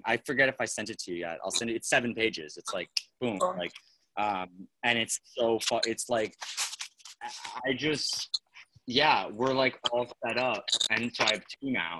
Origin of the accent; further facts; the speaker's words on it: New York, United States; I'm a fucking New Yorker. Like I'm born and raised in New York.